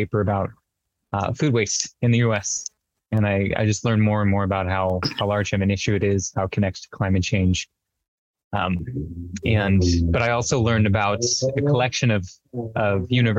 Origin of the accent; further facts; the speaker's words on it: Mojave Desert, Southern California, United States; I grew up in Southern California out in the Mojave Desert